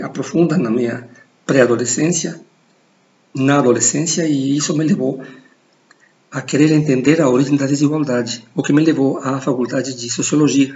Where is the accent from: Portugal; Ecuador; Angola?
Ecuador; Portuguese is a second language; moved away; also born or lived in United States / Brazil; sou, sou equatoriano